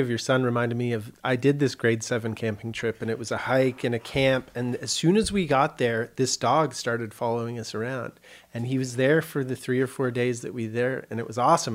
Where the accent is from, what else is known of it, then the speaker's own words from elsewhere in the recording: Kitchener, Ontario, Canada; moved away as an adult; also born or lived in Vancouver; I was born in Kitchener, Ontario, Canada, which is near Toronto, about an hour west of Toronto